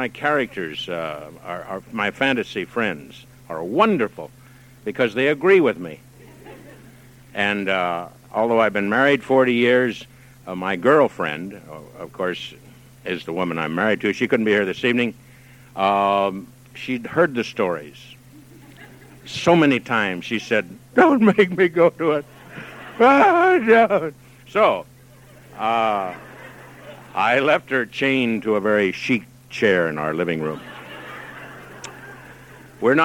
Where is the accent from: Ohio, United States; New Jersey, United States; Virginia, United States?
Ohio, United States; Dayton; I was born in Dayton